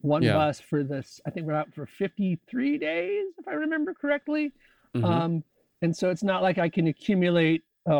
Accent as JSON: {"language": "English", "region": "Connecticut", "country": "United States", "tie": "born or raised there", "also_born_or_lived": "San Francisco / Chicago", "moved": "yes", "lives_now": "Olympia, United States", "said": "I grew up in Connecticut."}